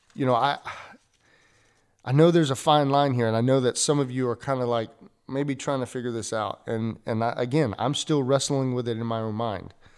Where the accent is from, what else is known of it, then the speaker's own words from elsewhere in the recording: United States; as an American church